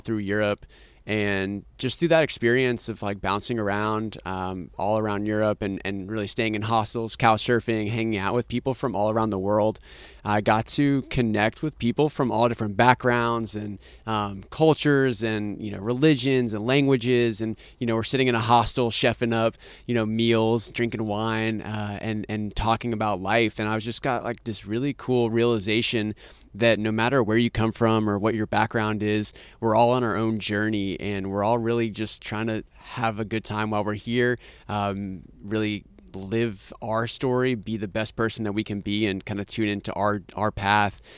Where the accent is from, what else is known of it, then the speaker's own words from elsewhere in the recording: Austin, Texas, United States; I'm actually from Austin